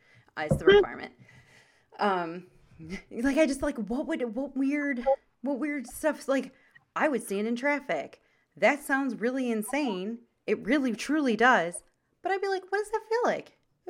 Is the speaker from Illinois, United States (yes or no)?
yes; Chicago, Illinois, United States; Cubs because we're from Chicago.